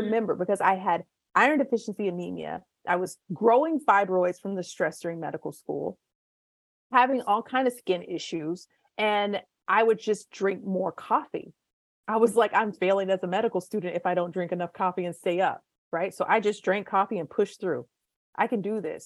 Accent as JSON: {"language": "English", "country": "United States", "said": "we are from the United States of America"}